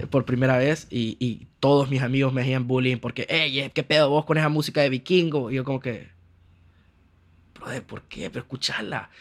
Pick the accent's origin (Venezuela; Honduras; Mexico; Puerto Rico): Honduras; moved away as an adult; also born or lived in Barcelona, Spain; vengo de Honduras donde me muevo a todos lados en carro